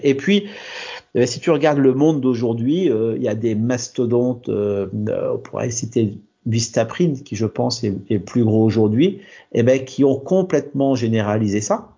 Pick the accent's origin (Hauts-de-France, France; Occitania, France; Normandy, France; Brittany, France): Normandy, France; Chez moi en Normandie